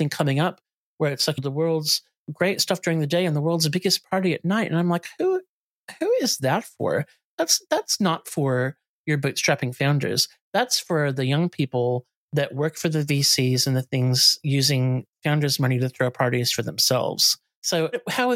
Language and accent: English; United States; moved away; I grew up in the States